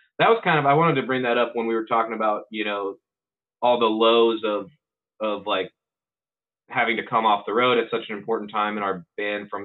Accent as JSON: {"language": "English", "town": "Louisville", "region": "Kentucky", "country": "United States", "tie": "born or raised there"}